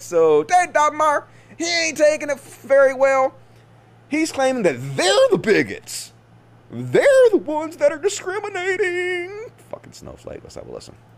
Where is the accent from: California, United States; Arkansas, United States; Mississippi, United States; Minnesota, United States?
Mississippi, United States; growing up in Mississippi because I played out in the woods all the time